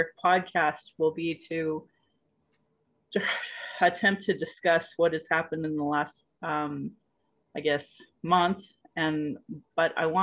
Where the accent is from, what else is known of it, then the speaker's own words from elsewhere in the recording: Calgary, Alberta, Canada; I was born in Calgary